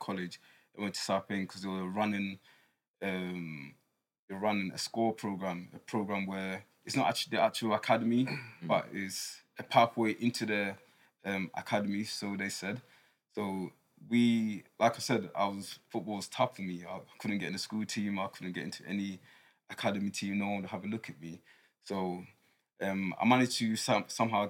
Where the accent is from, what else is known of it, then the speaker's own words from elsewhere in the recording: Ghana; now in United Kingdom; growing up in Ghana, I was born in Ghana